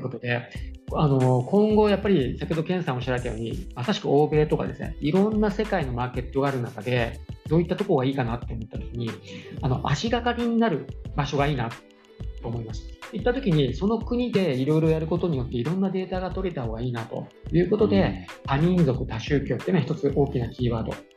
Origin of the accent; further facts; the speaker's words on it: Kanagawa, Japan; 私がちっちゃい頃ってあの地元が神奈川県だったので